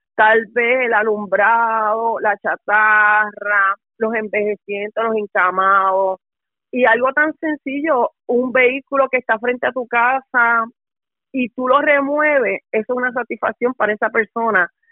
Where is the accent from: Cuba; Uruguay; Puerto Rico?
Puerto Rico; Guaynabo; also born or lived in Utuado, Puerto Rico; now in Bayamón, Puerto Rico; yo soy natural de Guaynabo, Puerto Rico